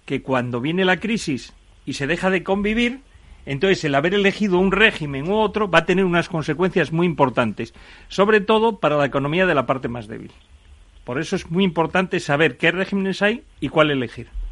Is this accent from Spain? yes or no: yes; Asturias, Spain; yo, por ejemplo, que soy asturiano, me puedo ir a casar a Barcelona, pero yo resido en Asturias.